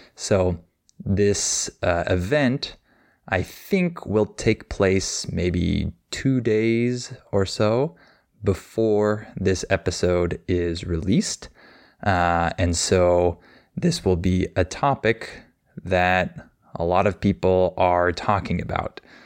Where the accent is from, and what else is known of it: United States